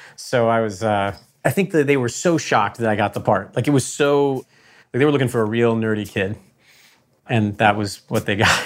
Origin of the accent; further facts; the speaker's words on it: Connecticut, United States; I'm from Connecticut